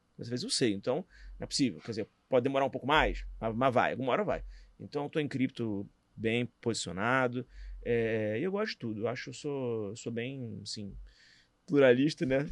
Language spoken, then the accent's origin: Portuguese; Rio de Janeiro, Brazil; também sou do Rio